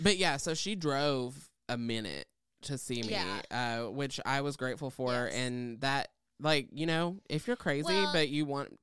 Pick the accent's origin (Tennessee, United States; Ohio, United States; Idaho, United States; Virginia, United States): Tennessee, United States; I grew up in Southeast Tennessee.